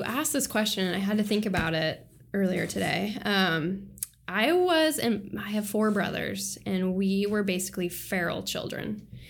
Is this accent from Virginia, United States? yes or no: no; Montana, United States; now in Seattle, United States; I grew up in Montana.